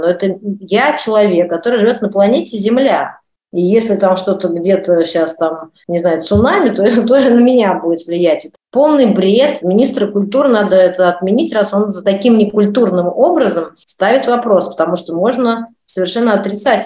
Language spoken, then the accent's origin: Russian; Russia; moved away as an adult; now in France; мы из России, по-русски говорим